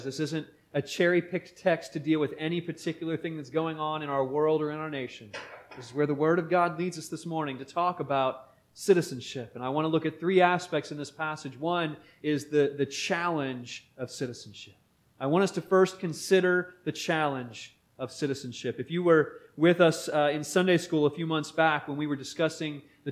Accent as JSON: {"language": "English", "town": "Beaver", "region": "Pennsylvania", "country": "United States", "tie": "born or raised there", "said": "As a young boy growing up in Beaver, Pennsylvania"}